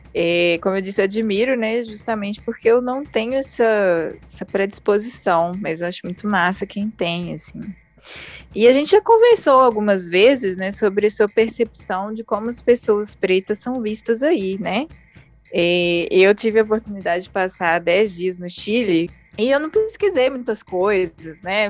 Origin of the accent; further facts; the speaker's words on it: Brazil; nós brasileiros